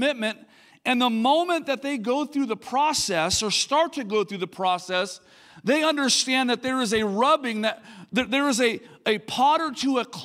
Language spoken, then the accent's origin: English; Linda, California, United States; I grew up in this place called Linda, California.